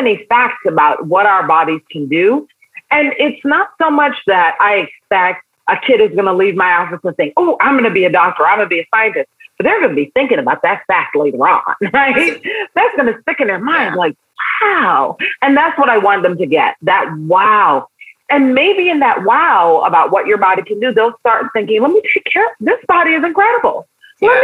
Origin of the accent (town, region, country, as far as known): New York City, New York, United States; born or raised there; also born or lived in Barbados